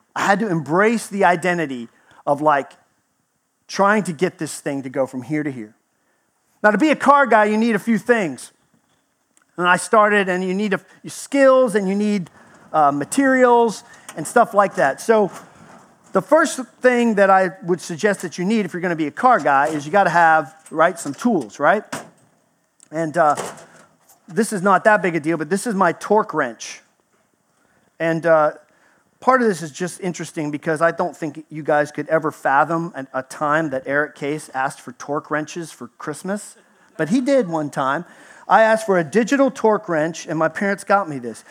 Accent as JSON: {"language": "English", "region": "Texas", "country": "United States", "tie": "born or raised there", "moved": "yes", "said": "I grew up in Texas, spent 20, year 20 years there, so I almost made native status."}